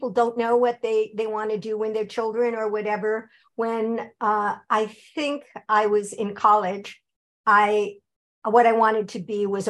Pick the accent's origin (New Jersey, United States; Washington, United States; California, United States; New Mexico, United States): California, United States; Long Beach; born there; So I was born in Long Beach, California.